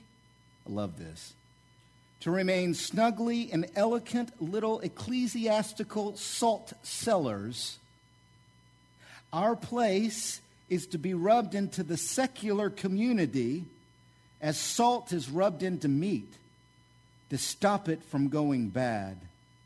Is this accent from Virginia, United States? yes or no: no; Oklahoma, United States; I grew up in Oklahoma